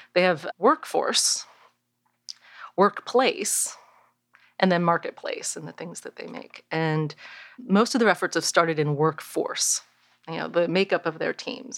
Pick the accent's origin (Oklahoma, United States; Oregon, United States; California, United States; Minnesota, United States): California, United States; Bay Area; I grew up in the Bay Area